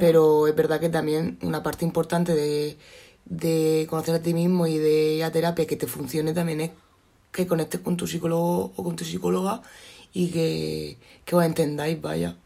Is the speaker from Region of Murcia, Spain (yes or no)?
yes; Cartagena, Region of Murcia, Spain; que soy de Cartagena